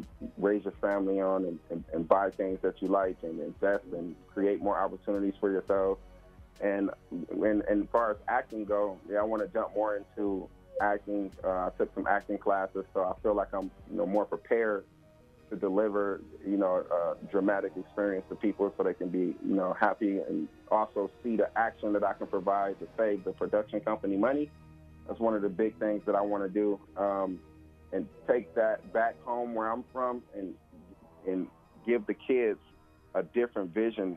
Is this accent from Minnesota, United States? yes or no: no; Muskegon, Michigan, United States; also born or lived in Atlanta; now in Dallas, United States; I'm from Muskegon, Michigan